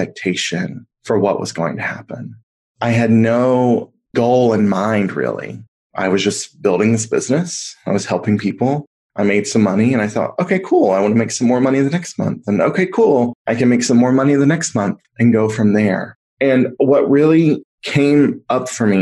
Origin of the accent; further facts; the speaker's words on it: the South, United States; a queer kid growing up in the South